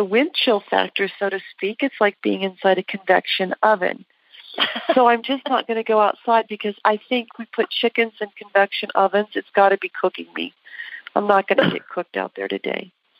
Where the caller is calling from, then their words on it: Henderson, Nevada, United States; I'm calling from Las Vegas, Nevada, Henderson, because it's hotter here, 111 degrees.